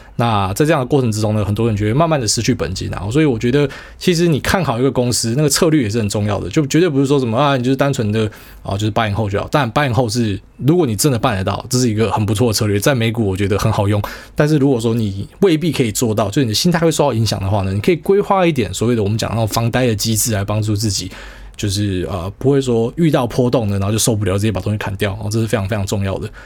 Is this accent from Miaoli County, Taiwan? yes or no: yes; Miaoli County, Taiwan; 我是客家人或是苗栗人